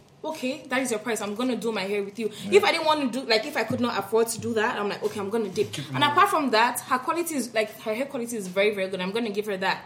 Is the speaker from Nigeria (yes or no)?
yes; Nigeria; now in Canada; I'm Nigerian and I love my Nigerian people